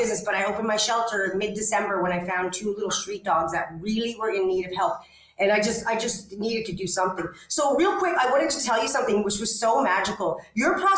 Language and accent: English; Canada; now in Ixtapa, Mexico; I'm actually a Canadian and I live in Ixtapa, Mexico.